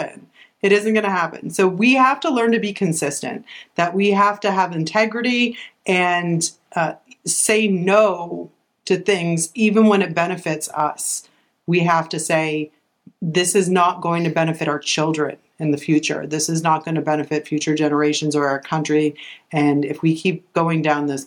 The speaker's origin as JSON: {"language": "English", "region": "Massachusetts", "country": "United States", "moved": "yes", "lives_now": "Florida, United States", "said": "we're originally from Massachusetts"}